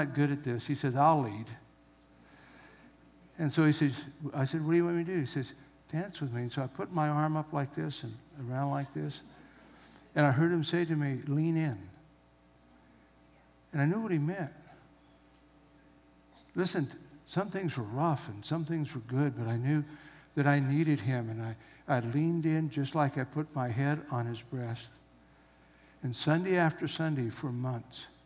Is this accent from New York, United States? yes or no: no; Southern California, United States; I grew up in Southern California.